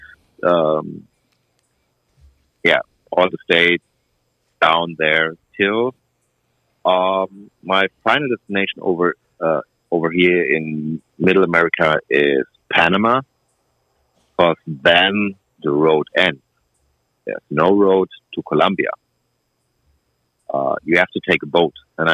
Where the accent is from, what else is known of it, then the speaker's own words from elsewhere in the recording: southwest Germany, Germany; English is a second language; also born or lived in Mexico City, Mexico; I was born in Mexico City, but I never learned Spanish. So I grew up in Germany.